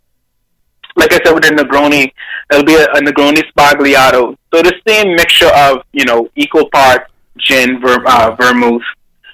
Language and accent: English; Bahamas; moved away; I'm in the Bahamas